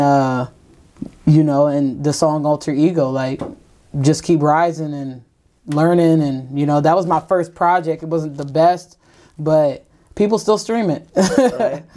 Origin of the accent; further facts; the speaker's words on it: Ravenna, Ohio, United States; I'm an artist from Ravenna, Ohio